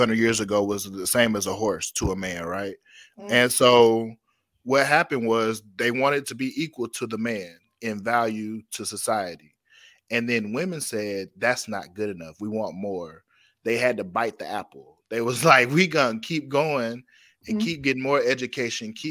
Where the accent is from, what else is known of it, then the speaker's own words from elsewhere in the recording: Atlanta, Georgia, United States; I'm from Atlanta, Georgia